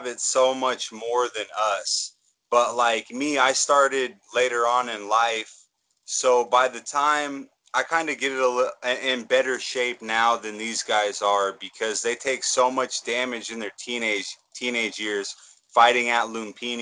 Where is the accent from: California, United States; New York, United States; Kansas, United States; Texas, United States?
Kansas, United States; now in Chiang Mai, Thailand; I'm actually from Kansas in America.